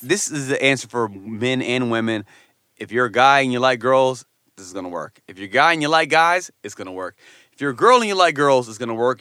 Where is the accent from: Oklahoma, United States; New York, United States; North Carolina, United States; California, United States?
New York, United States; Poughkeepsie; my hometown